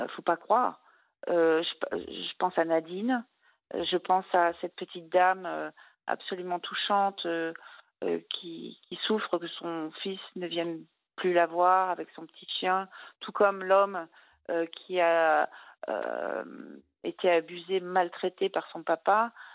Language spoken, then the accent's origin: French; Brittany, France; je suis bretonne